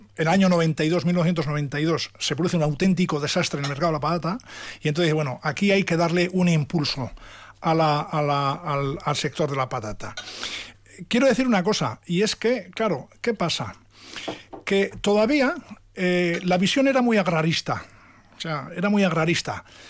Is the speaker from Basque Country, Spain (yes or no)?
yes; Oreitia, Basque Country, Spain; yo soy de Oreitia de toda la vida y allí estoy, allí vivo, allí nací